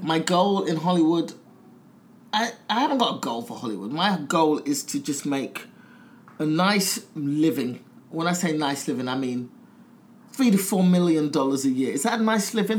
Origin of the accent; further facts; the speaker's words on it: London, United Kingdom; moved away as an adult; also born or lived in Los Angeles / New York; now in United States; I am a comedian from London, England. I've been living out in America